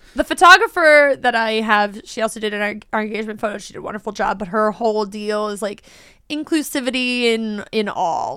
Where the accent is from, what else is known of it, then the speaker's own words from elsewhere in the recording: United States; as an American